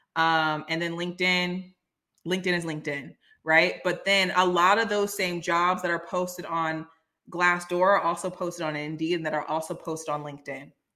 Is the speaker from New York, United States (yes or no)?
no; Silicon Valley, California, United States; I'm from Silicon Valley